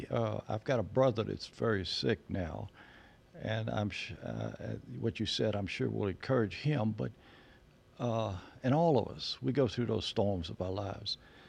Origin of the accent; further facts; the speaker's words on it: Conyers, Georgia, United States; Conyers, Georgia.